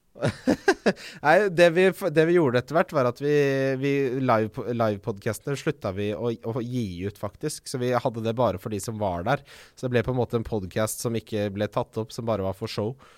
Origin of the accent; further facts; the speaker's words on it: Ski, Akershus, Norway; now in Oslo, Norway; Jeg vokste opp i Ski